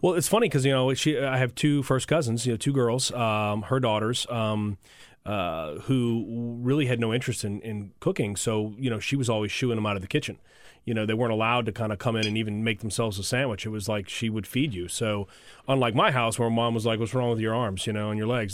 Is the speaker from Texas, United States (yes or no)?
no; New Orleans, Louisiana, United States; also born or lived in Colorado; Came back to my hometown of New Orleans